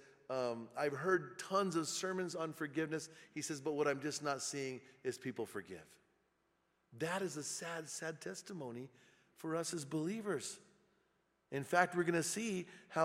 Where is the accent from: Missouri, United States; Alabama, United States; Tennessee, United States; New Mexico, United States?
New Mexico, United States; Bernalillo; moved away; I went back to my hometown, and I was hanging out in my hometown, and I went to the Circle K there in Bernalillo